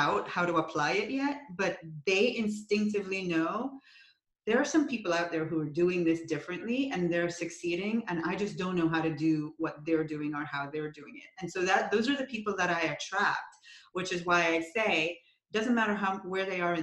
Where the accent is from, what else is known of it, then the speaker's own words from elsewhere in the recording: Jamaica; moved away; I'm from Jamaica originally.